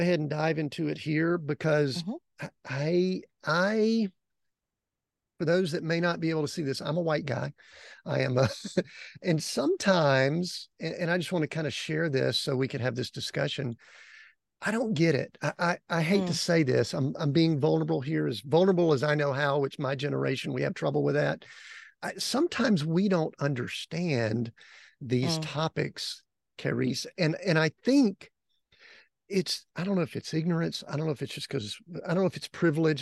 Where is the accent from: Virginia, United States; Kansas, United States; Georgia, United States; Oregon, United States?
Georgia, United States; outside of Atlanta; high school and school growing up outside of Atlanta